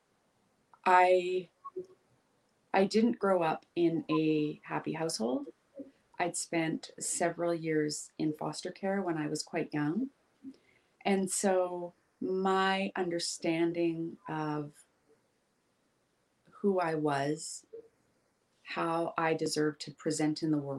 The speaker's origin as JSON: {"language": "English", "area": "Vancouver Island, Pacific Northwest", "region": "British Columbia", "country": "Canada", "tie": "born or raised there", "said": "I grew up in this town. I moved back to my hometown after traveling the world for a number of years"}